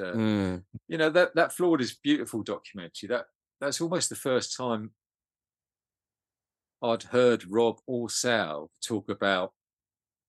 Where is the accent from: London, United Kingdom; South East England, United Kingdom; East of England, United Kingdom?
East of England, United Kingdom; Welwyn Garden City; we're friends from Winnie Garden City